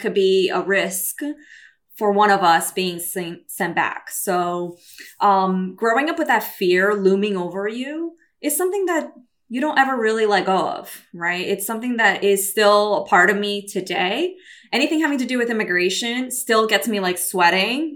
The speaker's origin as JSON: {"language": "English", "country": "Brazil", "also_born_or_lived": "New York City, United States", "moved": "yes", "lives_now": "California, United States", "said": "I'm Brazilian."}